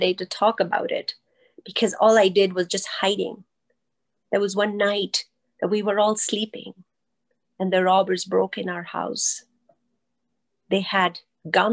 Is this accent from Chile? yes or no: no; Pakistan; moved away as an adult; also born or lived in Kenya; I grew up in Pakistan